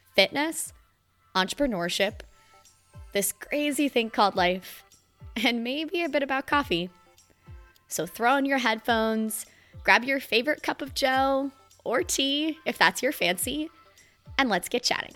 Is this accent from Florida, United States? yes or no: yes; Florida, United States; I'm from Florida